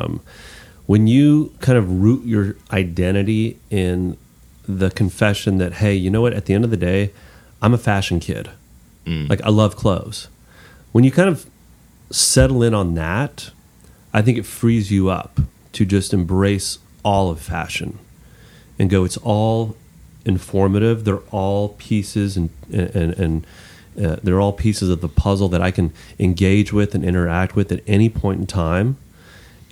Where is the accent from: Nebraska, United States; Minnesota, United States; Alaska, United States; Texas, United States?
Texas, United States; as a Texan